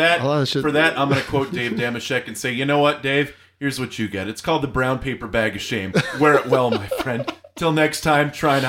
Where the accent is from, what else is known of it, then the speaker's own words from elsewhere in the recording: Arizona, United States; I'm from Arizona, and I fucking despise the Cardinals.